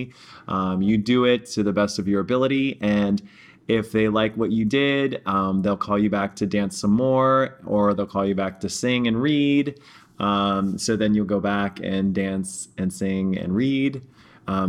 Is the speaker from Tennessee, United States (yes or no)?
no; New York City, New York, United States; also born or lived in Pittsburgh, Pennsylvania; now in Texas, United States; I'm from Pittsburgh, which is super hilly and kind of mountainous. And then I grew up in New York City for most of my life.